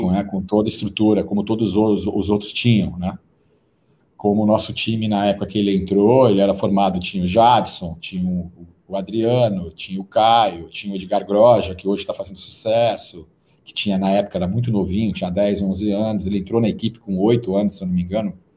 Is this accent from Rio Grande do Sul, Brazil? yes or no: no; Serra Negra, São Paulo, Brazil; a gente cresceu junto ali em Serra Negra, no interior de São Paulo